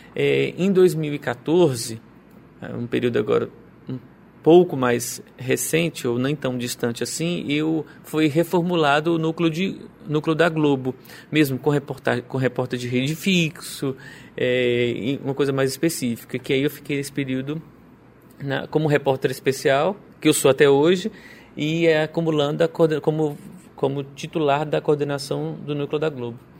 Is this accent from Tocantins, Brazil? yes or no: yes; Araguaína, Tocantins, Brazil; eu sou de Araguaína